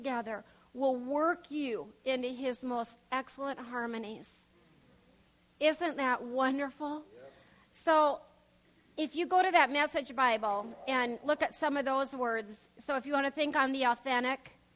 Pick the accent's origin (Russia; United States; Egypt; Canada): United States; Pierre, South Dakota; we grew up in Pierce, South Dakota